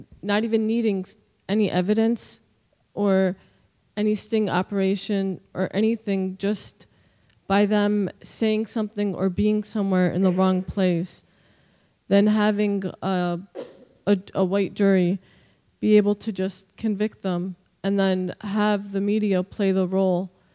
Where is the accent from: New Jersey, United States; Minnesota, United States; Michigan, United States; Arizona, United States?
New Jersey, United States; I'm from South Jersey